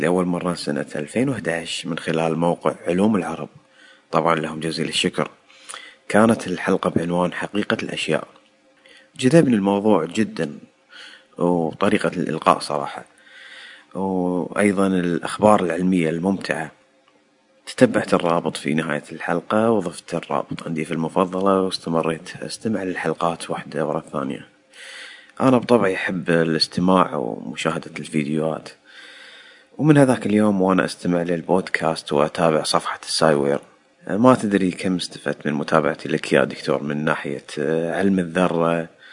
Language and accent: Arabic; Kuwait; also born or lived in Iraq (ancestry); now in United States; من مواليد فيلشا بالكويت الأصل العراقي ساكن في أمريكا